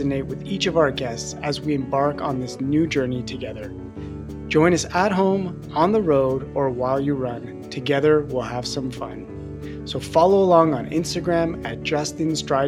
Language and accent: English; Montreal, Quebec, Canada; you're a fellow Canadian. I'm from Montreal